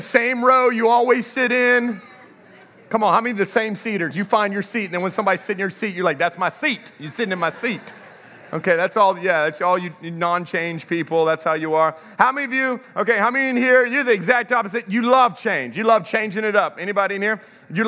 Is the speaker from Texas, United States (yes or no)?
yes; Texas, United States; moved away as an adult; also born or lived in Houston, Texas / Dallas, Texas / Lafayette, Louisiana; now in Welsh, United States; I'm a Texas boy